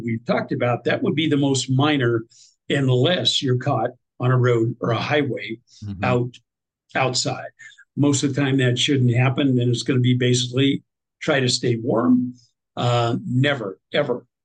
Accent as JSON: {"language": "English", "region": "Nebraska", "country": "United States", "said": "I'm from Nebraska"}